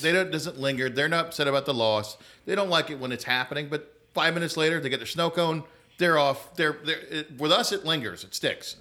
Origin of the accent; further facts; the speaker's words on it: Atlanta, Georgia, United States; moved away; I grew up in Atlanta, North Atlanta, in a suburb